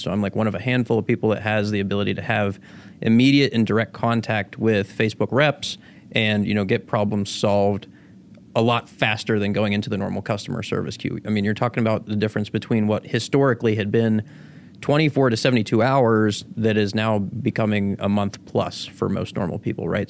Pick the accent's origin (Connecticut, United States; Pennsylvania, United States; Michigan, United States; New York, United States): Pennsylvania, United States; Pittsburgh; born or raised there; also born or lived in Venezuela / Florida